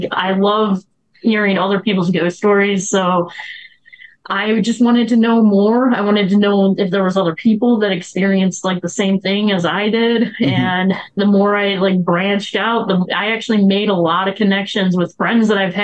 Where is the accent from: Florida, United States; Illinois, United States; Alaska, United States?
Illinois, United States; Chicago; I grew up in the South Side, and there was a lot of old abandoned buildings